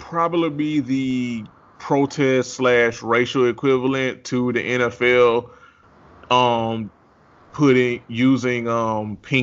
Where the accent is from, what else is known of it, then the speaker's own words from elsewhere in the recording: Georgia, United States; I'm from Georgia and it's the city